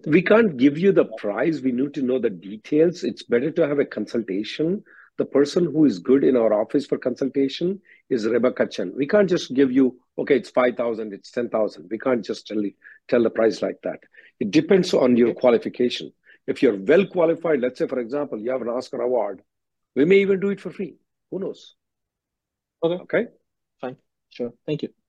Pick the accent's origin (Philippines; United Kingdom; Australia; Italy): Philippines; now in United States; I'm currently on the fifth year of J1. I'm from Philippines.